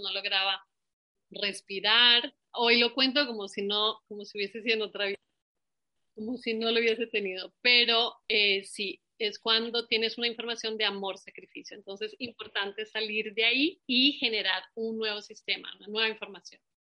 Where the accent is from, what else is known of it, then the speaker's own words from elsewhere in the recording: Colombia; moved away; Nosotros también venimos de Colombia